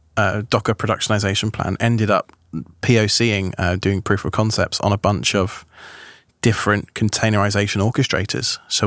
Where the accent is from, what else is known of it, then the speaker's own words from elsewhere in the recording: New York, United States; born there; I'm a dual citizen, so I have both British because of my parents, but I was born here in America.